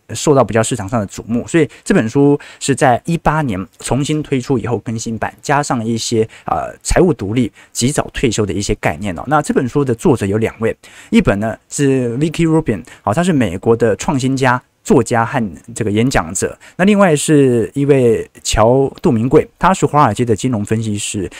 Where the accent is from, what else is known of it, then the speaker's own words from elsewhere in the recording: Taiwan; 因为我是台湾人